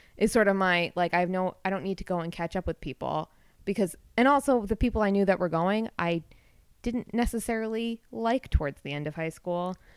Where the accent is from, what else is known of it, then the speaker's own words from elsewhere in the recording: Milford, Connecticut, United States; I grew up in Milford